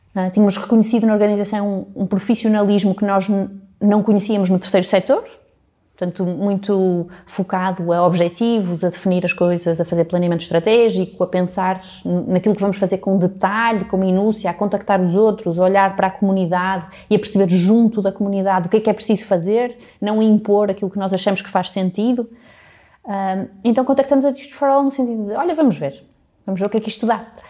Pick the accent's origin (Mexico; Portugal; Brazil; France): Portugal; Porto, Norte; moved away as an adult; also born or lived in England; eu nasci aqui no Porto